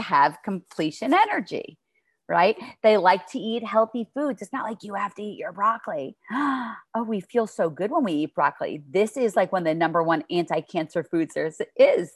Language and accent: English; New York, United States; I'm from New York